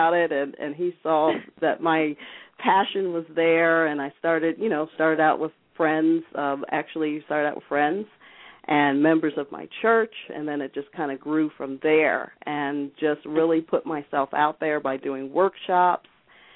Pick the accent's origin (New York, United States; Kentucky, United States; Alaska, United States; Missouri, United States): New York, United States; upstate; I was raised in upstate New York